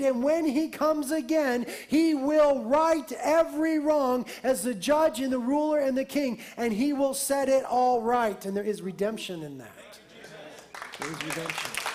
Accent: United States; being American Christians

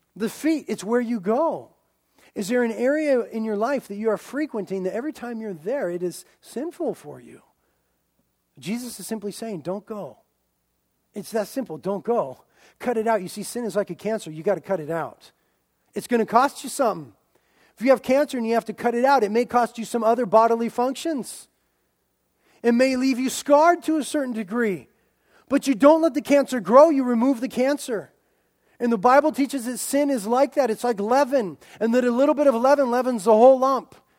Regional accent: United States; as American Christians

